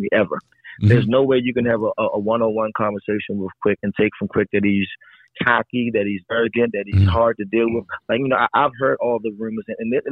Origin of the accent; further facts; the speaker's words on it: Baltimore, Maryland, United States; I grew up in East Baltimore, to be exact